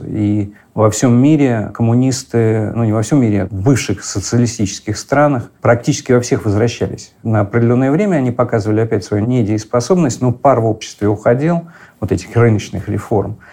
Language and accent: Russian; Moscow, Russia; мы, москвичи, а я жил как раз в Арбатских переулках, там в коммунальной квартире